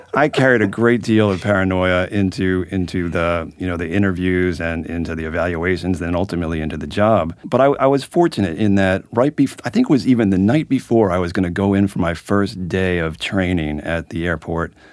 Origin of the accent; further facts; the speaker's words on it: Philadelphia, Pennsylvania, United States; now in Albany, United States; I'm from Philadelphia